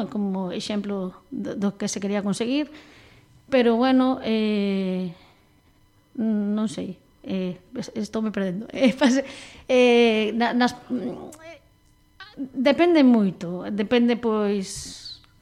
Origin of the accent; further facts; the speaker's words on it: Panxón, Galicia, Spain; also born or lived in Teis, Vigo; pola vila da que eu son, que son de Panxón, aunque agora vivo no fermoso barrio de Teis.